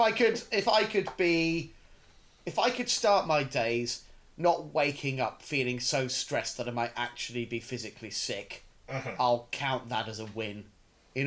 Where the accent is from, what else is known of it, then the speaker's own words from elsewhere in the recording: United Kingdom; I'm in no way a stereotypically British man